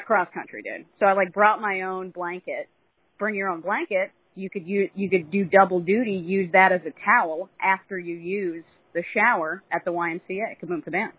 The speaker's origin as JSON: {"language": "English", "region": "California", "country": "United States", "said": "I'm from California"}